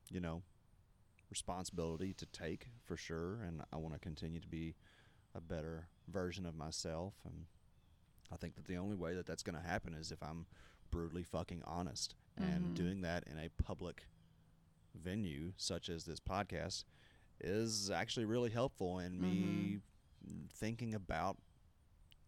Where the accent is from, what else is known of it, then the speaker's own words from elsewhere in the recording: the Bible Belt, United States; growing up in the Bible Belt